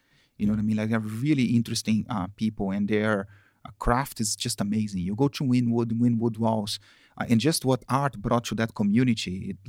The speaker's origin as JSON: {"language": "English", "town": "Campinas", "region": "São Paulo", "country": "Brazil", "tie": "born or raised there", "also_born_or_lived": "Rio de Janeiro, Brazil", "second_language": "English", "said": "I lived in Campinas, which is the countryside of São Paulo. In São Paulo, I was born in Rio."}